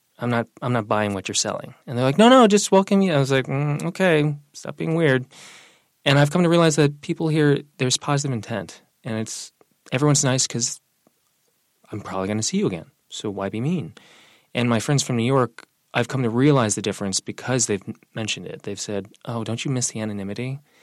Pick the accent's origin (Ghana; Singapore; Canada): Singapore; also born or lived in Brooklyn; now in Vermont, United States; My youngest sister is Chinese American that we adopted when I was a kid when I was growing up in Singapore. So the transition from Brooklyn to Vermont was actually pretty smooth.